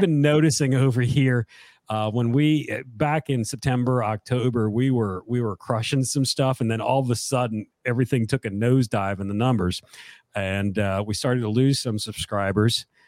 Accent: Connecticut, United States; now in South Carolina, United States; I'm from Connecticut and moved down here many, many years ago.

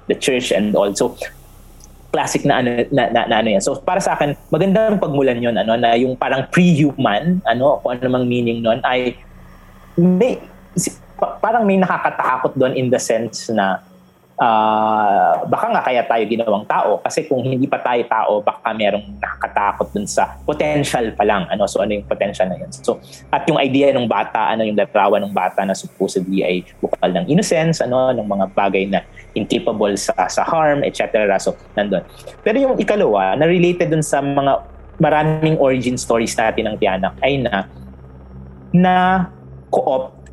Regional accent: San Pablo, Calabarzon, Philippines; sa San Pablo ako lumaki

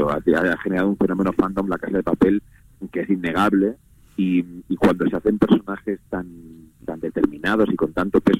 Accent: Andalusia, Spain; now in Madrid, Spain; lo que pasa es que llevo viviendo en, en, en, Madrid bastantes años porque siendo actor, donde está el trabajo.

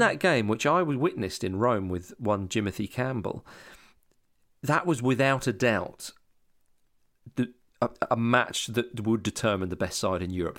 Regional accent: Scotland, United Kingdom; moved away; also born or lived in Hammersmith, London; growing up in Scotland

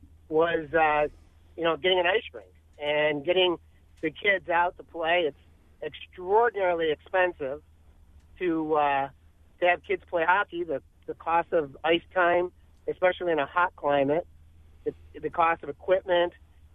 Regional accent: Buffalo, New York, United States; now in Texas, United States; I'm originally from Buffalo. I live in South Texas now

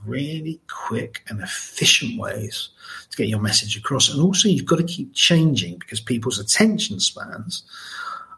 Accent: Margate, South East England, United Kingdom; I grew up in Margate, which was by no means a rich place then

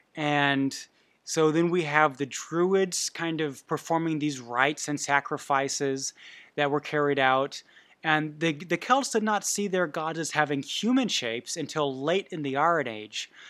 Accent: Bavaria, Germany; I was raised in Bavaria

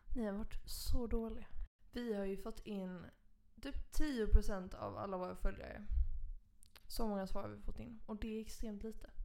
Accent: Skåne, Sweden; also born or lived in Malmö; jag kommer från Skåne

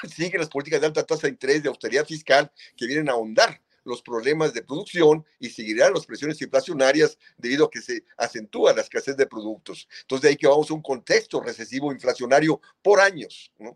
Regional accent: Mexico; en nuestro país

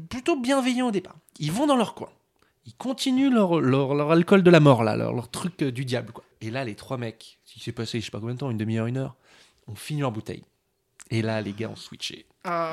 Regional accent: France; on est français

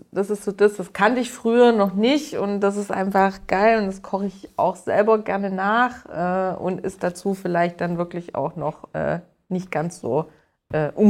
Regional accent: Bavaria, Germany; Äh, also ich komme hier aus dem Allgäu.

